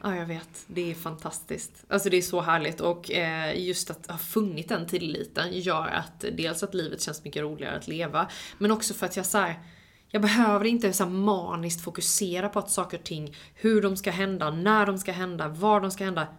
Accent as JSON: {"language": "Swedish", "town": "Halmstad", "region": "Halland County", "country": "Sweden", "tie": "born or raised there", "also_born_or_lived": "Los Angeles, United States", "moved": "as an adult", "said": "Jag eh, fick flytta hem till min hemstad, hem till mina föräldrar"}